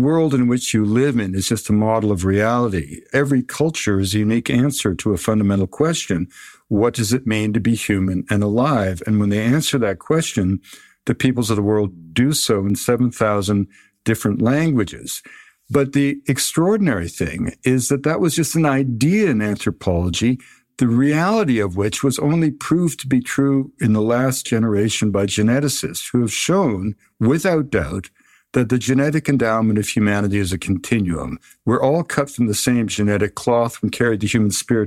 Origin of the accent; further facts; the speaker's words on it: Victoria, British Columbia, Canada; I grew up in Victoria.